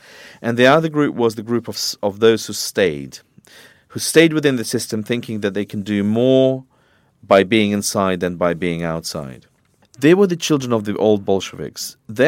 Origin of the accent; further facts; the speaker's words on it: Moscow, Russia; moved away as an adult; also born or lived in London; I was born in Moscow, I grew up there, I got my first degree there